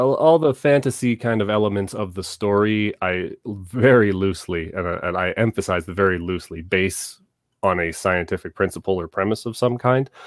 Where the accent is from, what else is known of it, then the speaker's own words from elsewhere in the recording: Southern Ontario, Canada; now in Calgary, Canada; I was born and raised in Southern Ontario